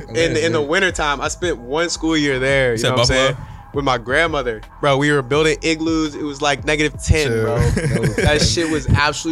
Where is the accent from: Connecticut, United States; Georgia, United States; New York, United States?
Georgia, United States; Atlanta; moved away as an adult; now in Charlotte, United States; I'm a south boy, you know what I'm saying? I was born in Atlanta